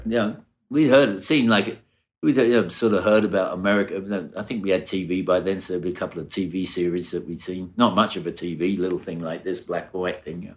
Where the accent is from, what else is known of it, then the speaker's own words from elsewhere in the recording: Brighton, South East England, United Kingdom; I was born in Brighton, in England, in the south coast of England, about an hour south of London